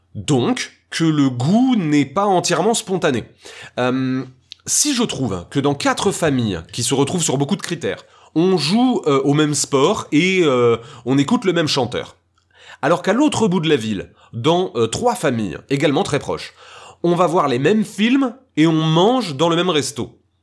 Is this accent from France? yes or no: yes; France; je suis français